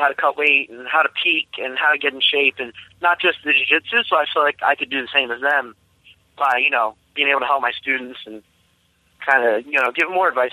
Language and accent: English; New Jersey, United States; moved away as an adult; now in Myrtle Beach, United States; I'm originally from New Jersey, so I trained up there for the first 12 years